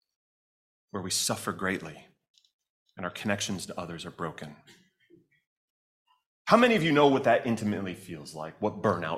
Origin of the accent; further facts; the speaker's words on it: Chicago, Illinois, United States; my hometown of Chicago